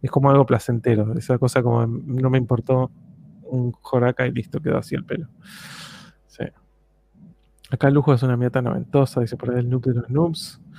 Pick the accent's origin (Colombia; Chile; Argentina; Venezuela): Chile; Que no me amargo, yo soy chileno